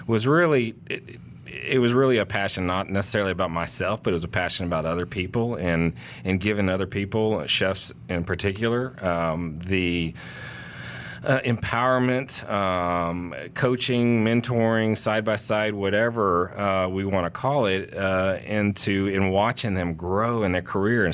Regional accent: Houston, Texas, United States; now in Atlanta, United States; I grew up in Houston, Texas, so Tex-Mex food was an every other day meal for us

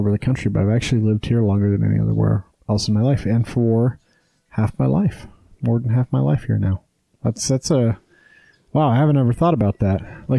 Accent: Wyoming, United States; now in Utah, United States; And I grew up in the mountains. I grew up in Wyoming, in, you know, a fucking shitty desert, worse than Utah. But I've lived here half my life now, almost.

